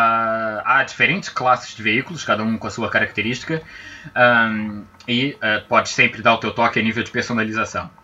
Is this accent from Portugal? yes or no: yes; Azores, Portugal; accent: Azorean; eu sou mesmo açoriano, agora na parte séria, eu sou mesmo açoriano. Uh, uh, nasci aqui que... nos Açores.